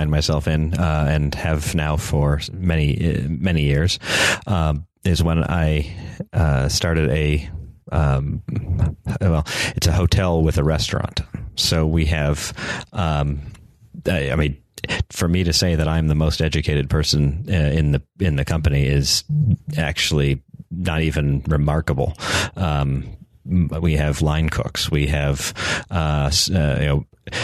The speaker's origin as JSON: {"language": "English", "region": "North Carolina", "country": "United States", "said": "I was from North Carolina"}